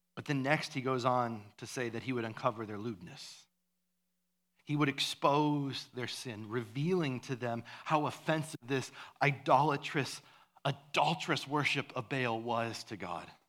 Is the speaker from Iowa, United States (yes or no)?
yes; Iowa, United States; where I grew up in Iowa